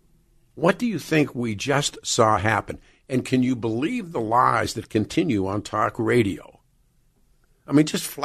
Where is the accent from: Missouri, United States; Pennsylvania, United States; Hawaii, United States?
Pennsylvania, United States; Pittsburgh; I grew up in Pittsburgh, and the little steel mill town I grew up in, Braddock is pretty close to there